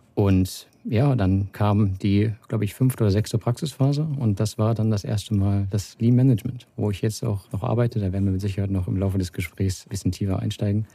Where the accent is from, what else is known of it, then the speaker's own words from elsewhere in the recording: Hanover, Lower Saxony, Germany; moved away as an adult; also born or lived in Salzgitter / Wolfsburg; ich komme aus Hannover. Das ist ähm, 80 Kilometer weiter westlich, die A2 hoch. Und ja, dort geboren, dort zur Schule gegangen